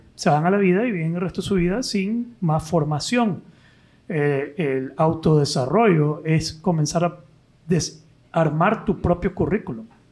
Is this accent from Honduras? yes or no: no; Nicaragua; como nicaragüense